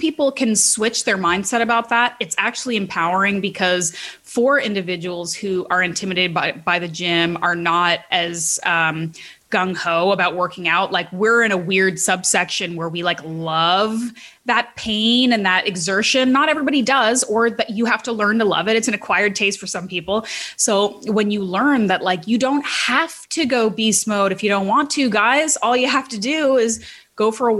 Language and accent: English; Canada; I'm Canadian